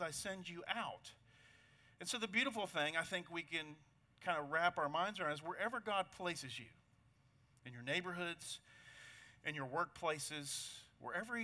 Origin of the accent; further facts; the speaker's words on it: United States; I'm an American